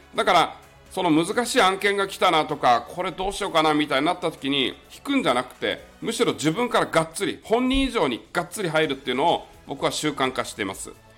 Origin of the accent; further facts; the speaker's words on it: Miyakojima, Okinawa, Japan; moved away; 台風銀座って言われてる宮古島の出身なんですね、僕はあの沖縄県なんですが